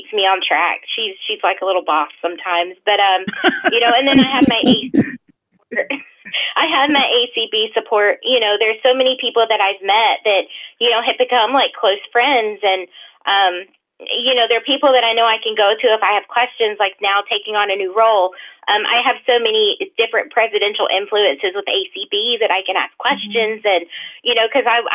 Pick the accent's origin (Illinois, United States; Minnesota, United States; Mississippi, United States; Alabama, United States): Mississippi, United States; I'm from Mississippi. So, you know, we have these different words that people use